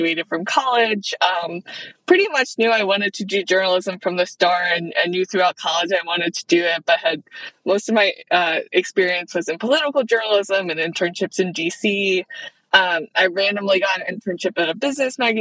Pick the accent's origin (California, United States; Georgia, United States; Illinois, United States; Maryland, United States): Maryland, United States; accent: Maryland; I grew up about an hour outside of Baltimore, though. So I am a Marylander, diehard, born and raised.